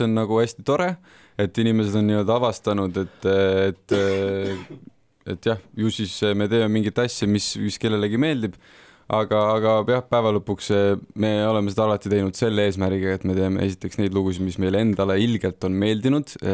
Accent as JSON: {"language": "Estonian", "town": "Tartu", "region": "Tartu County", "country": "Estonia", "said": "mina olen ka Tartust pärit"}